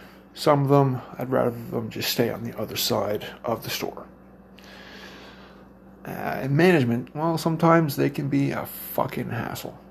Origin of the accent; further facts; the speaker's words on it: Cape Breton Island, Nova Scotia, Canada; moved away as an adult; now in Brandon, Canada; I'm from the East Coast. Cape Breton Island, to be exact. I flew here about 4 years ago.